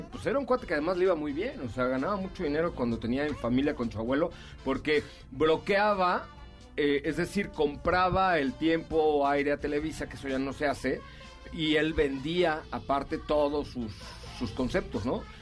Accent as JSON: {"language": "Spanish", "country": "Mexico", "said": "Ese, yo soy puro mexicano."}